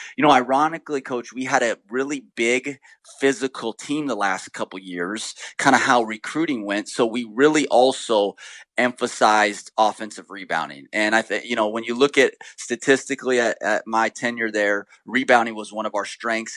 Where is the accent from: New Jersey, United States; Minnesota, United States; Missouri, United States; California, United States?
California, United States; Sacramento; moved away as an adult; where I grew up in Sacramento